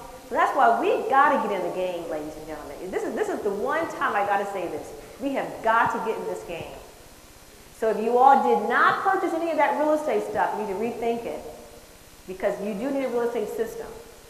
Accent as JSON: {"language": "English", "town": "San Francisco", "region": "California", "country": "United States", "said": "I'm from the Bay Area, San Francisco area."}